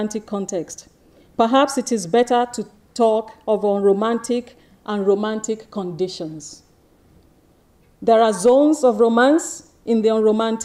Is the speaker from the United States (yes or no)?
no; Nigeria; moved away; also born or lived in East Dulwich, London, United Kingdom; I was born in East Dulwich, London, to Nigerian students. I was sent to Nigeria at the age of 20 months and raised by my grandmother